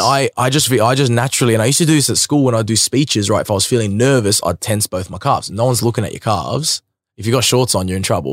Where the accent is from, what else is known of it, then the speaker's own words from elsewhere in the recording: Sydney, New South Wales, Australia; growing up in Sydney